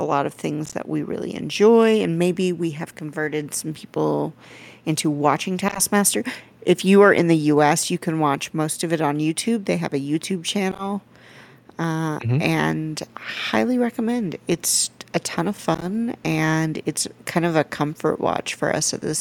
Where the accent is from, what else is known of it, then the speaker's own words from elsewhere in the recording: Cajun, Louisiana, United States; I am Cajun. Real Cajun.